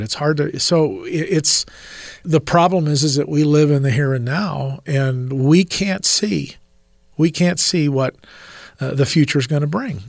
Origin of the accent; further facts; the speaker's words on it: Rialto, California, United States; in the early '70s in Southern California, where we were, I'm from Rialto, California